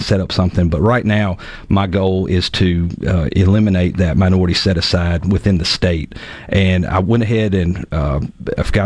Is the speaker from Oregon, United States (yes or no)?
no; Jackson, Mississippi, United States; I grew up in South Jackson, or was born in South Jackson.